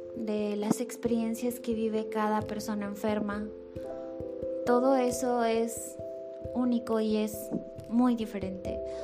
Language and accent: Spanish; Mexico; soy mexicana